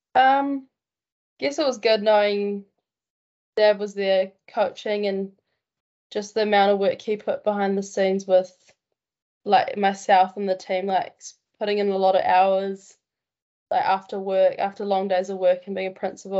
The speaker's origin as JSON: {"language": "English", "town": "Masterton", "region": "Wellington", "country": "New Zealand", "tie": "born or raised there", "also_born_or_lived": "Cook Islands / Hamilton, New Zealand", "said": "we moved to Masterton"}